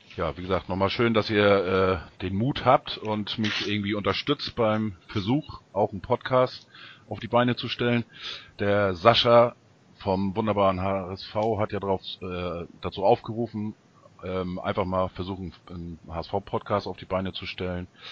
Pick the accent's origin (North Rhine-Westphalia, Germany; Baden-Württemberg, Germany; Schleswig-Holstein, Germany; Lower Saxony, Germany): Schleswig-Holstein, Germany; Ostholstein; aus meiner Heimat, aus Ostholstein